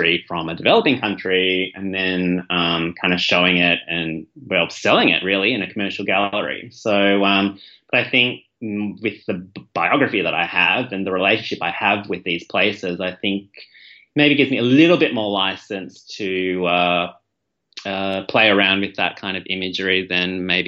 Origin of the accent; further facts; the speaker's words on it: Malaysia; when I visit, even though I'm from Malaysia, I went back to Southeast Asia, I went to Indonesia a couple of years ago